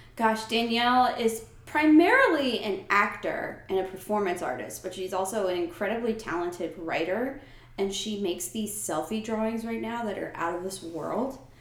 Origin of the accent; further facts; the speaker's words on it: United States; moved away as an adult; also born or lived in New Jersey; now in Atlanta, United States; I grew up in New York and New Jersey